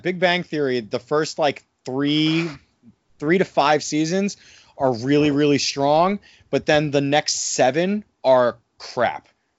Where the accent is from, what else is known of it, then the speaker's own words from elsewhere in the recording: New Jersey, United States; I'm from New Jersey.